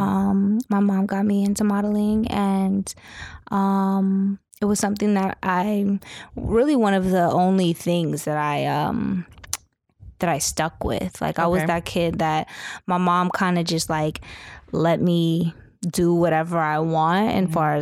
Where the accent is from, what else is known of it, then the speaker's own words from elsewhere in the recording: San Diego, California, United States; also born or lived in Los Angeles; now in New York, United States; Grew up in San Diego, Los Angeles, and I've been in New York for 8 years now.